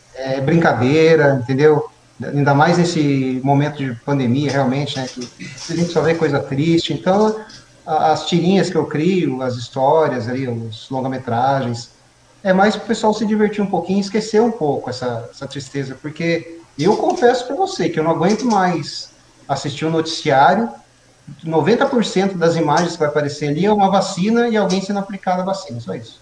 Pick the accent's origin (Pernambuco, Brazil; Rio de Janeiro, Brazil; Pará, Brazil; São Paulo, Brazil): São Paulo, Brazil; Mogi das Cruzes; eu nasci em Biritibu Sul, né? Uhum. Eu nasci em Mogi, na verdade, mas a minha família morava em Biritibu Sul.